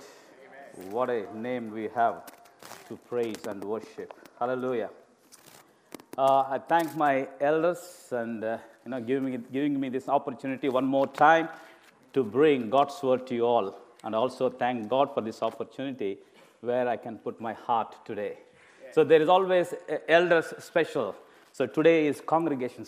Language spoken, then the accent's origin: English; India; moved away as an adult; I'm an Indian preacher. Of course, I've been living in this country for past 17 and a half years